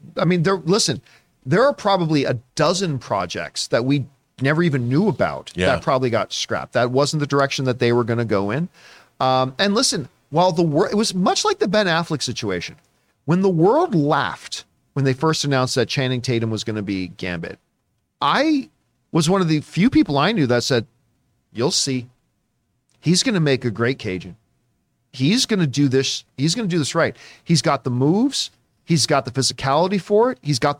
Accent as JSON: {"language": "English", "country": "Canada", "said": "I always get made fun of because I'm a Canadian."}